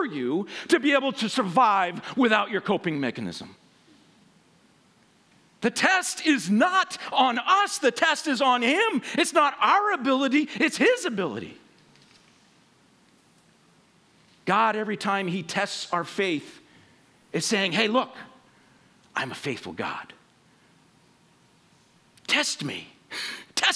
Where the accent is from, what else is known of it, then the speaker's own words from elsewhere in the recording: Western Washington, United States; I grew up in Western Washington